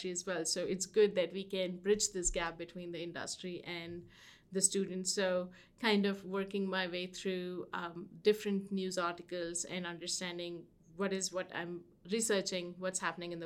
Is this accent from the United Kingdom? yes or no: no; India; moved away as an adult; I come from India